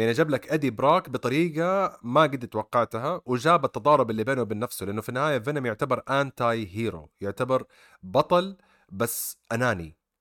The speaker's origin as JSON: {"language": "Arabic", "country": "Saudi Arabia", "said": "عندنا في السعوديه"}